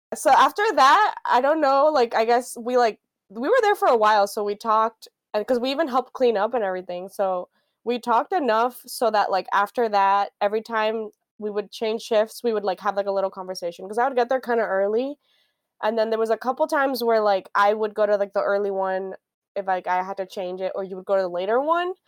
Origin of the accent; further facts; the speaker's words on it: Miami, Florida, United States; moved away; I grew up in Miami, Florida